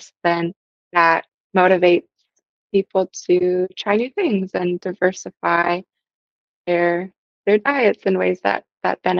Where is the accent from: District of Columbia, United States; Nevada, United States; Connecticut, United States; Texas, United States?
Connecticut, United States; now in Portland, United States; I grew up in Connecticut in a small rural town